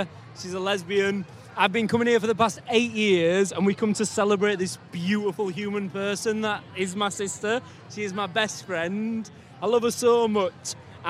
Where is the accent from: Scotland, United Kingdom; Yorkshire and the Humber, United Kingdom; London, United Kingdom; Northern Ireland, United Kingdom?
Yorkshire and the Humber, United Kingdom; Leeds; We're both from Leeds.